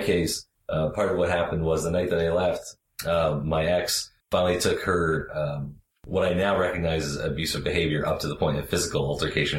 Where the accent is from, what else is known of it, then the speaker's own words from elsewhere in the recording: Canada; I'm Canadian